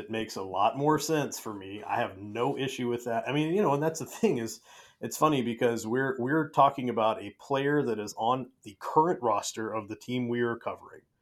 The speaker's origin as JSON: {"language": "English", "region": "California", "country": "United States", "tie": "born or raised there", "moved": "yes", "said": "I grew up in California on the mean streets"}